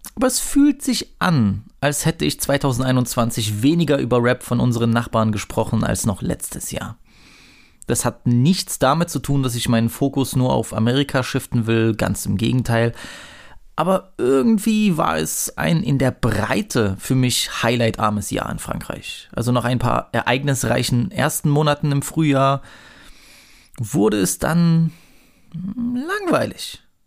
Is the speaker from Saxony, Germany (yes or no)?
yes; Saxony, Germany; als Sachse